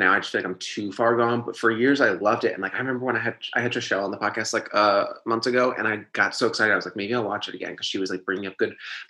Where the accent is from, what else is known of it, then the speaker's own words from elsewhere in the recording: East Coast, United States; I'm somebody that's from the East Coast, but I don't like it. I don't feel like I fit there.